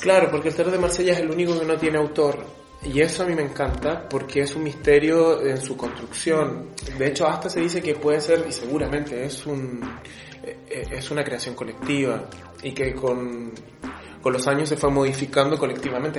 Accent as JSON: {"language": "Spanish", "country": "Chile", "said": "yo soy de Chile"}